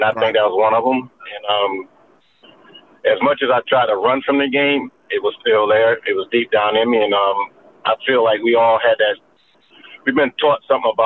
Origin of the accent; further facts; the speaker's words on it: Florida, United States; moved away as an adult; I'm from Florida